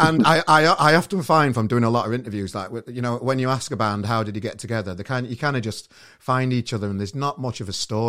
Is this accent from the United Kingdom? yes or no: yes; Sheffield, Yorkshire and the Humber, United Kingdom; now in Manchester, United Kingdom; I'm from Sheffield originally and now I live in Manchester